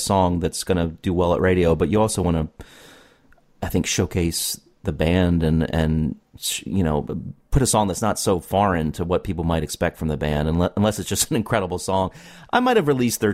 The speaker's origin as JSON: {"language": "English", "country": "United States", "said": "my perspective as an American"}